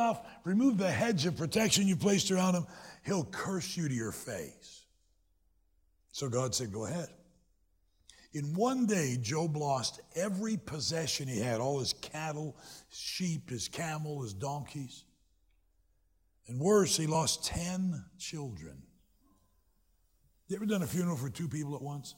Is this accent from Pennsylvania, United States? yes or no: no; Greenville, South Carolina, United States; moved away as an adult; now in Michigan, United States; I was born in South Carolina, graduated from college and high school in South Carolina